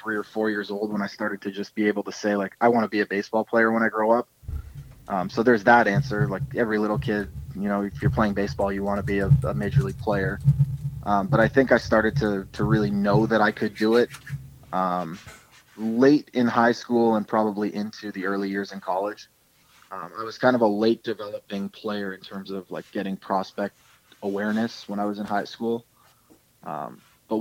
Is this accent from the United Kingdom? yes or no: no; Toronto, Ontario, Canada; moved away as an adult; I'm this Canadian shortstop from Toronto